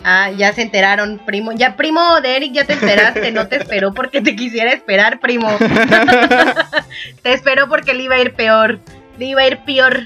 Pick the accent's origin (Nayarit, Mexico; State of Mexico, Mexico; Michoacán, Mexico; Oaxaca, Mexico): Oaxaca, Mexico; Puerto Escondido; also born or lived in Puebla; ya estoy ahora en Puerto Escondido, Oaxaca, mi tierra natal